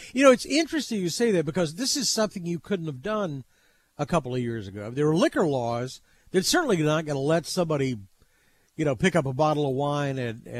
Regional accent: Texas, United States; as a Texan

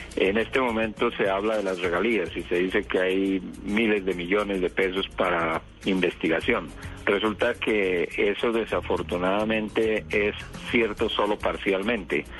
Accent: Colombia; somos científicos colombianos que trabajamos aquí

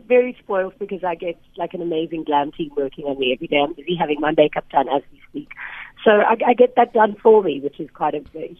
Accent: Johannesburg, Gauteng, South Africa; now in Cape Town, South Africa; I'm from Joburg. I'm from the East Rand. And I went to the Cape, not for the beaches, but just for work, actually.

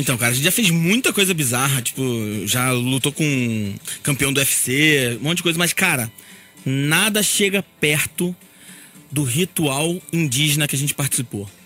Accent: Rio de Janeiro, Brazil; eu sou do Rio de Janeiro

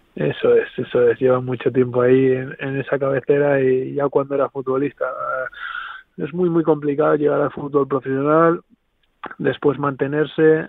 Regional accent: Spain; Estamos cuatro españoles allí

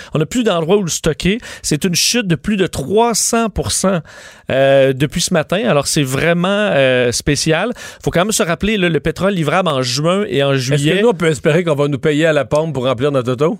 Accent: Canada; chez nous au Canada

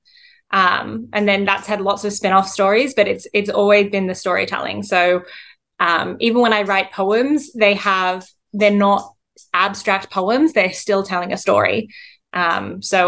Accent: Central Coast, New South Wales, Australia; moved away as an adult; also born or lived in Wollongong / Miami / Sydney; local artists from my hometown

